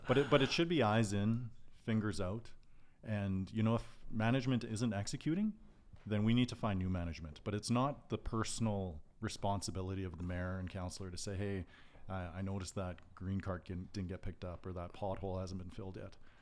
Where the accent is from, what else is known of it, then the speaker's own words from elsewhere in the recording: Calgary, Alberta, Canada; I grew up in East Calgary, in Dover, Forest Lawn